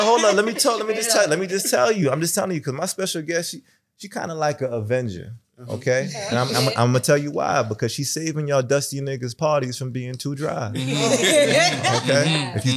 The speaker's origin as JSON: {"language": "English", "town": "New York City", "region": "New York", "country": "United States", "said": "I'm from Brooklyn too"}